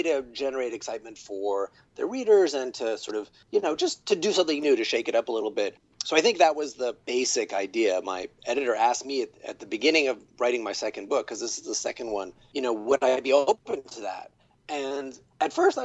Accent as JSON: {"language": "English", "region": "New York", "country": "United States", "said": "I'm a guy from New York"}